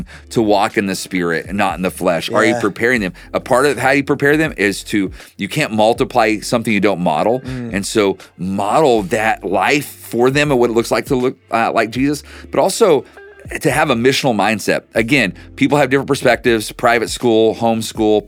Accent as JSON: {"language": "English", "region": "Oklahoma", "country": "United States", "said": "I'm from Oklahoma"}